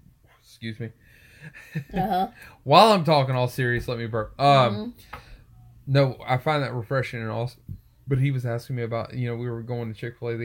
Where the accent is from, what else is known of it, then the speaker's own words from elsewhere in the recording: Texas, United States; moved away; As a Texan, because I lived in Texas and I graduated there